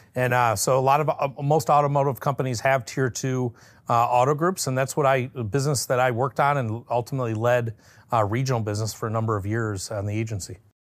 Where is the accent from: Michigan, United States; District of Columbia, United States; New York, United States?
Michigan, United States; Detroit; I was born and raised in the Metro Detroit area